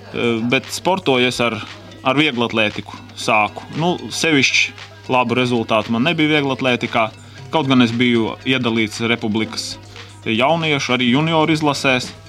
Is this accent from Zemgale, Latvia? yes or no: yes; Kurmene, Zemgale, Latvia; born there; Nu, es esmu dzimis Latvijas pašos dienvidos, Stučkas rajona Kurmenes ciemā.